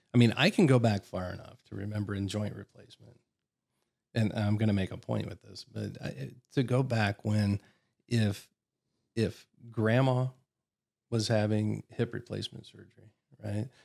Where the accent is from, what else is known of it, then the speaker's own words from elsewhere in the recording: Columbus, Ohio, United States; moved away as an adult; also born or lived in Warsaw, Indiana; now in Nashville, United States; I grew up in Columbus, Ohio